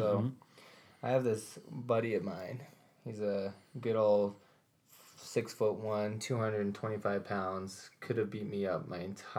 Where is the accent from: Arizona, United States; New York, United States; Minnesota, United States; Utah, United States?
Utah, United States; Alpine; Alpine, Utah.